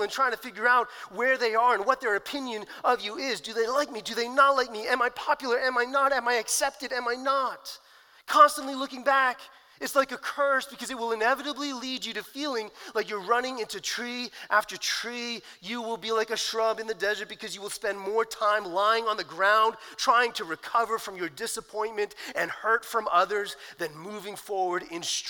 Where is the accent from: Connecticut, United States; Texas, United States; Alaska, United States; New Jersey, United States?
New Jersey, United States; I grew up in New Jersey